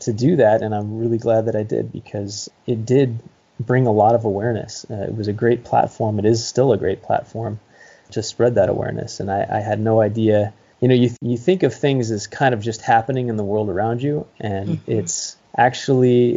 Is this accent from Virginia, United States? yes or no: no; Santa Cruz County, California, United States; I grew up in Santa Cruz County, California